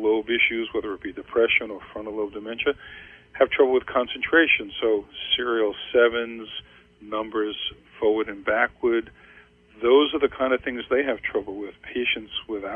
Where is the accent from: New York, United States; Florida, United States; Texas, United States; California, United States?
New York, United States; I grew up in New York